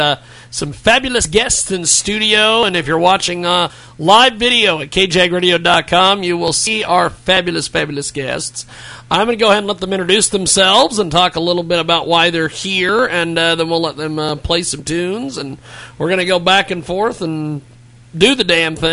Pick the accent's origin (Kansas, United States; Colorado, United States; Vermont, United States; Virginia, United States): Kansas, United States; McPherson; grew up in McPherson